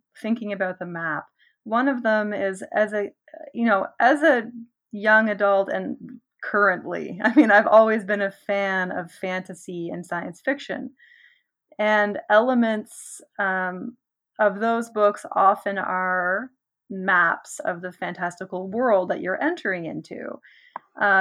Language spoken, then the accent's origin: English; Nova Scotia, Canada; growing up in Nova Scotia